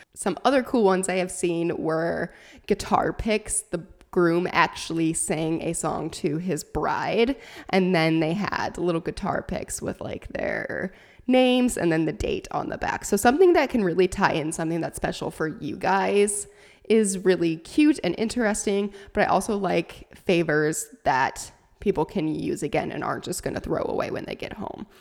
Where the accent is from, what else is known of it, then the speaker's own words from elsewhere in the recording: Sac City, Iowa, United States; moved away; that is my hometown, little town of Shaler, Iowa